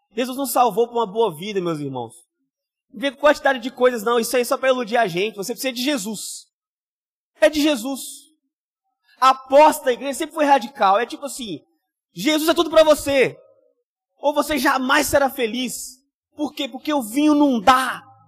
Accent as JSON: {"language": "Portuguese", "region": "Rio de Janeiro", "country": "Brazil", "said": "eu só posso ser carioca"}